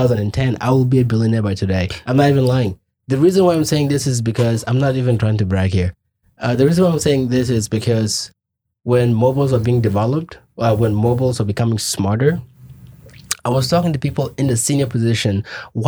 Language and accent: English; Kenya; moved away as an adult; also born or lived in Juba, South Sudan / Khartoum, Sudan; now in United States; I grew up in Kenya my whole life, right? Until I came here